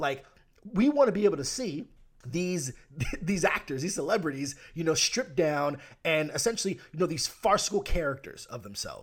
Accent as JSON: {"language": "English", "country": "United States", "said": "I'm American"}